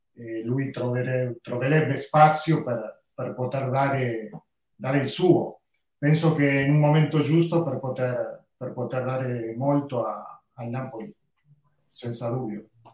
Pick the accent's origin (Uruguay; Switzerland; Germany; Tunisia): Uruguay; io sono uruguaiano